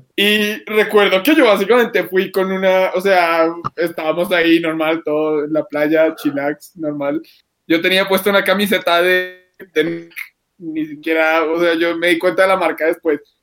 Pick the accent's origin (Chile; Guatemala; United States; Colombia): Colombia; Bogotá, Bogotá Capital District; accent: rolo; por ser rolo